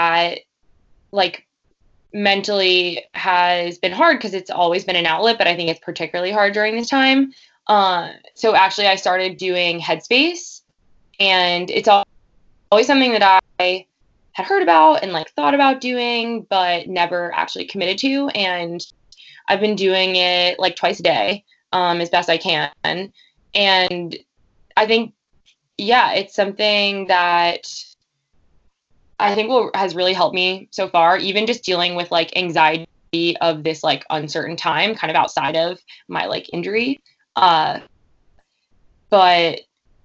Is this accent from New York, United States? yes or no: yes; Glen Cove, New York, United States; also born or lived in Montauk, New York; I grew up sort of in Glen Cove, sort of in Montauk.